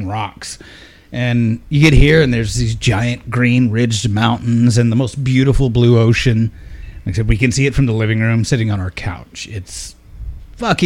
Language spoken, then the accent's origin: English; Lubbock, Texas, United States; moved away as an adult; also born or lived in Dallas, Texas / Killeen, Texas; now in Hawaii, United States; I grew up in West Texas near Lubbock